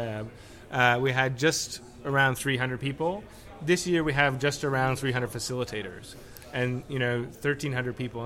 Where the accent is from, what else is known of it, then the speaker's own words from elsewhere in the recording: Toronto, Ontario, Canada; I am from Toronto. I love it there